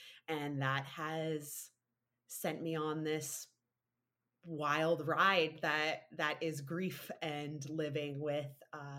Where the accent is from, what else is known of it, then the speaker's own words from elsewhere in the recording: Ontario, Canada; No, I actually grew up in Ontario, outside of Toronto, quite rurally, actually.